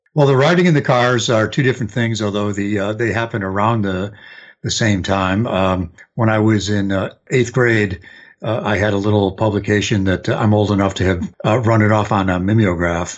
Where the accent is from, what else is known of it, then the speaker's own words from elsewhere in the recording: outside of Chicago, Illinois, United States; moved away; also born or lived in Detroit; I grew up outside of Chicago